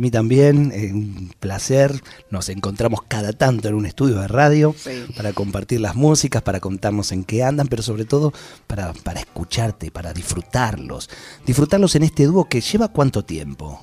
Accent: Ramos Mejía, Buenos Aires Province, Argentina; soy de Ramos Mejía

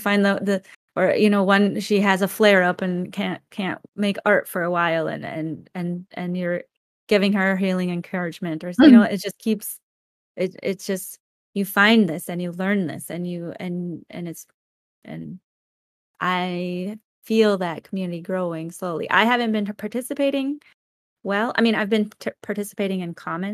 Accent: Minnesota, United States; moved away; I'm originally from Minnesota

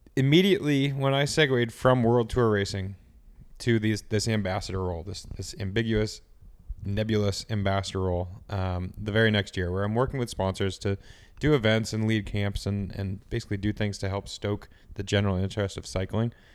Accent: United States; being an American

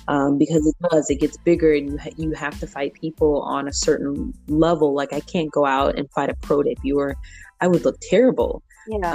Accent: St. Louis, Missouri, United States; moved away as an adult; also born or lived in Belleville; now in Chicago, United States; the same people that I know from my hometown

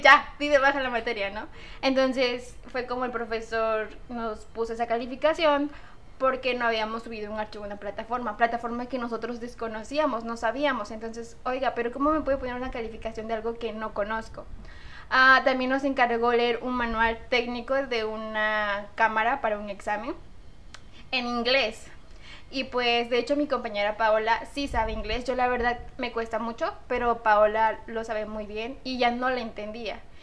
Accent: Córdoba, Veracruz, Mexico; soy de Córdoba

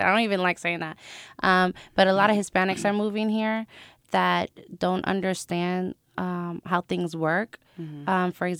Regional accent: Long Beach, California, United States; born there; I'm a Navy brat. My parents are Puerto Rican. I was born in Long Beach, California. If you ask me where I'm from, I'm going to tell you Puerto Rico.

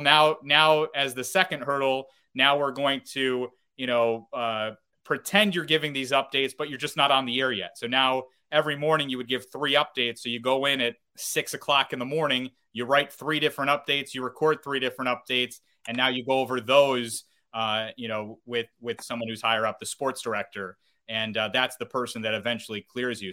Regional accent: North Syracuse, New York, United States; I grew up in North Syracuse, New York. I uh, went to Cicero North Syracuse High School.

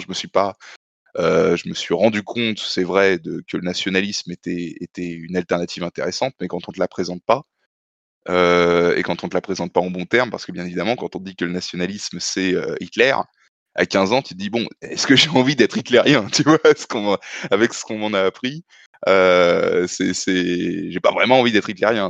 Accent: Paris suburbs, Île-de-France, France; Je suis né en banlieue parisienne. J'ai grandi en banlieue parisienne, on va dire, à une vingtaine de minutes de Paris

